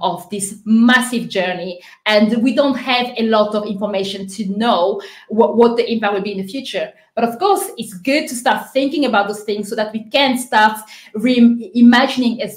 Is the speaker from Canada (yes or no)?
no; Cambridge, East of England, United Kingdom; I'm from Cambridge